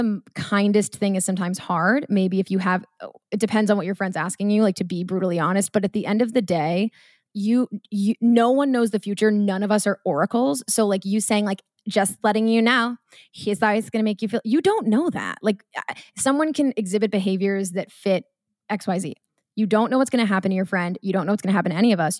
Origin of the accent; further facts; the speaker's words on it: Marblehead, Massachusetts, United States; I'm from Marblehead, Mass.